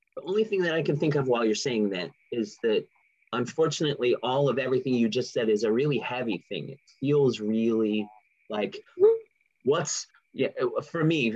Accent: California, United States; I grew up in California

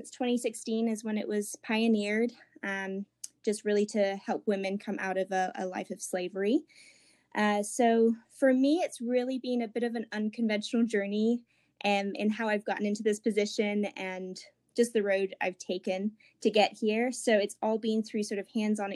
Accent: England, United Kingdom; moved away as an adult; also born or lived in Ecuador; now in Asheville, United States; But I am originally from England. I was there most of my sort of like childhood, but I did live in Ecuador for 4 years as a missionary kid with my family

